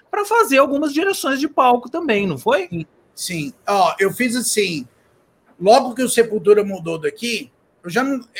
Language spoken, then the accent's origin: Portuguese; Brazil; eu vim do Brasil, sou pai de família, tô aqui trabalhando